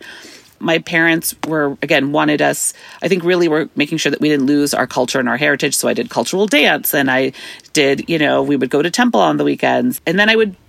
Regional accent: Bay Area, California, United States; also born or lived in San Jose, California / Fremont, California; I'm first generation here, born and raised in the Bay Area

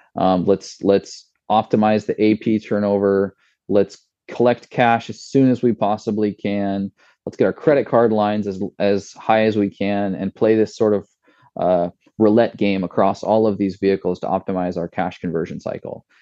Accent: Washington, United States; my hometown is supplying the uh, the apples for this product

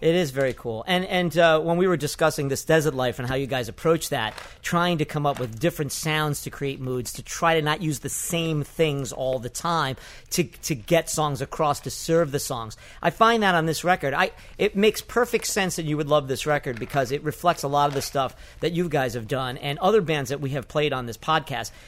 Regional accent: New York, United States; who live in New York, who was born and raised in New York

